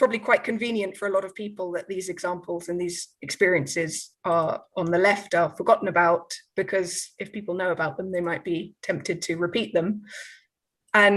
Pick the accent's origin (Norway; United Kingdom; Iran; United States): United Kingdom; London; now in Barcelona, Spain; I've lived in Barcelona for 13 years, but I was born in London in 1985